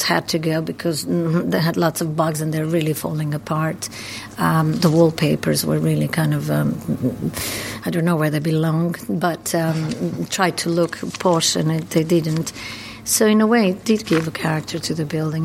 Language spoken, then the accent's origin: English; Croatia; moved away as an adult; also born or lived in New York, United States; now in London, United Kingdom; I was born in Croatia and I moved to America when I was 22.